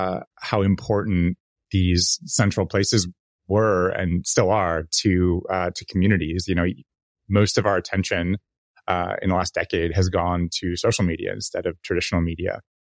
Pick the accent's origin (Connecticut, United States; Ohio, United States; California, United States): California, United States; You know, I grew up in the North Bay and in the Bay Area